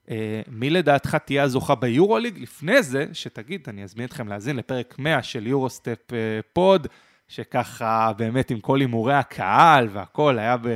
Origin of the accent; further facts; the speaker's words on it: Israel; אבל אני ישראלי.